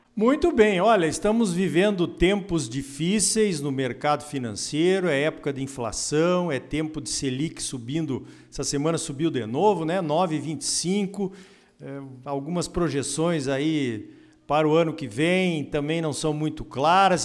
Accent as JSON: {"language": "Portuguese", "country": "Brazil", "said": "a gente, como brasileiros"}